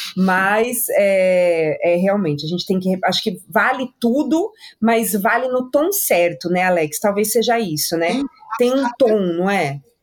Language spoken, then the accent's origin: Portuguese; São Paulo, Brazil; eu sou paulista